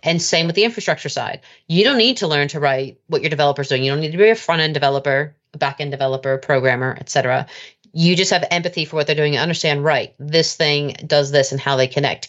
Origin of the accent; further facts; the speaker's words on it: United States; now in United Kingdom; I'm an American by birth.